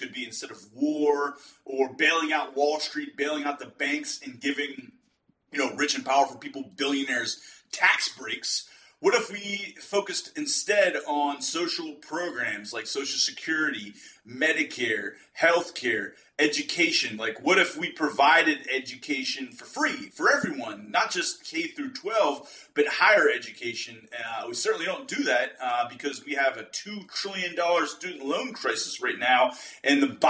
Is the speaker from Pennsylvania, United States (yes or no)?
yes; Western Pennsylvania, United States; We're both from Western Pennsylvania